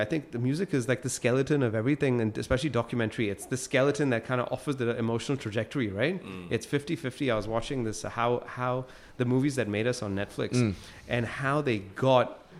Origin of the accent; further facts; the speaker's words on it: Singapore; I just believe growing up in Singapore and local education that film was too ambitious lah.